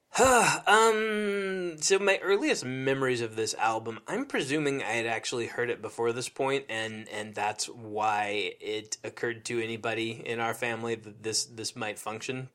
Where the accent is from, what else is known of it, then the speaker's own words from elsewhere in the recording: Nebraska, United States; growing up in Nebraska